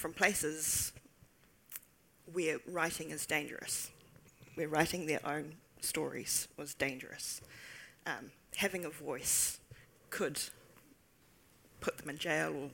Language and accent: English; Taupō, Waikato, New Zealand; I grew up in Taupō